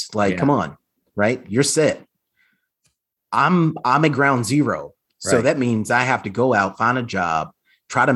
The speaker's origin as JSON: {"language": "English", "town": "Texarkana", "region": "Texas", "country": "United States", "tie": "born or raised there", "also_born_or_lived": "Oklahoma City, Oklahoma / Los Angeles", "moved": "as an adult", "lives_now": "Philadelphia, United States", "said": "I was born in Oklahoma City, of course, but I was raised in a place called Texarkana, Texas, slash Arkansas, which is small town."}